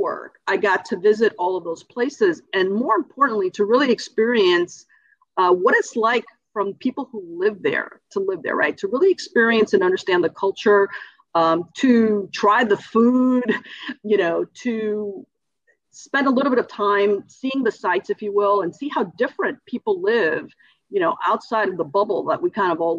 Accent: Cuba; now in United States; And when we came from Cuba, we did have that option.

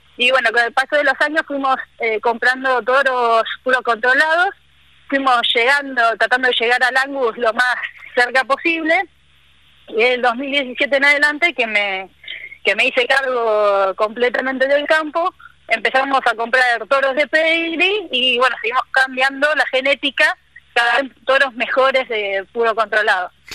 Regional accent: Buenos Aires, Argentina; moved away as an adult; also born or lived in Córdoba; now in Misiones, Argentina; yo soy porteña, nacida eh, bien en el barrio del Grano, bien porteña

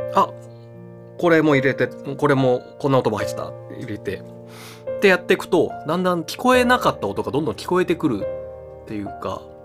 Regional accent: Nagoya, Aichi, Japan; now in Tokyo, Japan; 地元の名古屋に帰ってましたが今年は東京で過ごしています

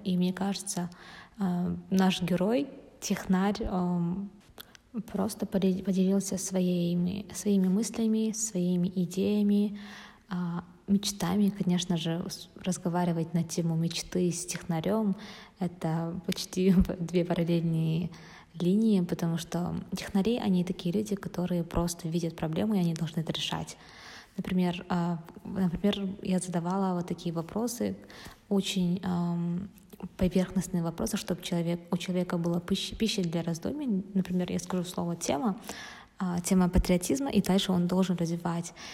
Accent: Kazakhstan; мы же казахи

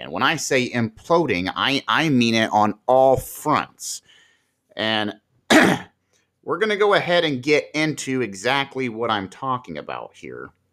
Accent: Marion, Ohio, United States; here in my hometown

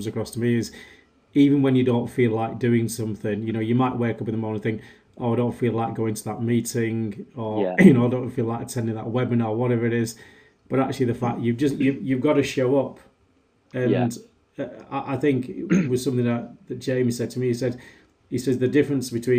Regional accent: Wigan, North West England, United Kingdom; my hometown club, Wigan

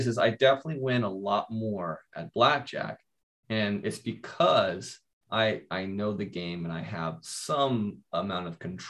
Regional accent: Kansas, United States; I grew up in Kansas

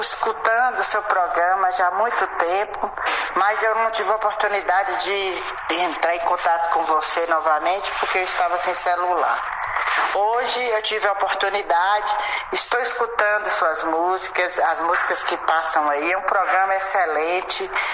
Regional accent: Padre Paraíso, Minas Gerais, Brazil; Eu sou de Padre Paraíso

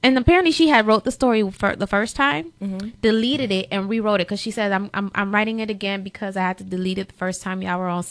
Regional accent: Overtown, Florida, United States; first language Spanish; English is a second language; we lived in Overtown. So I will never forget the school she put me in when I was in Overtown.

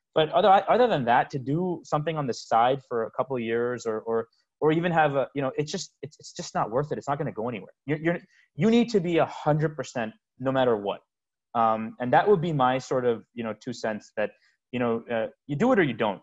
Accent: United States; also born or lived in India; my my whole family, everyone's here. You know, we're we're we're, we're American

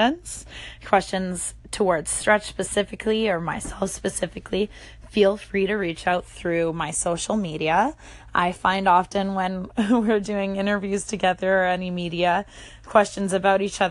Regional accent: Winnipeg, Manitoba, Canada; moved away as an adult; now in New York, United States; I was born and raised in Winnipeg, Manitoba

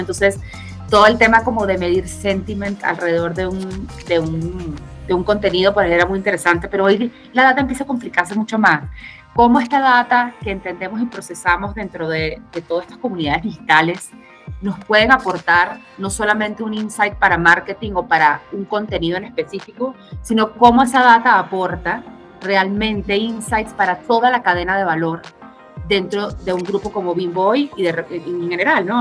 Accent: Caracas, Capital District, Venezuela; accent: Venezuelan; moved away as an adult; now in Mexico; Yo soy venezolana, caraqueña, tengo 12 años en México

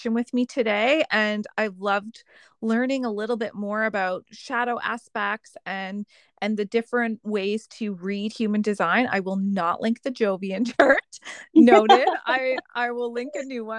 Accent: Nova Scotia, Canada; also born or lived in northern Canada; now in Vancouver Island, Canada; I lived up north for 3 years and I'm from Nova Scotia

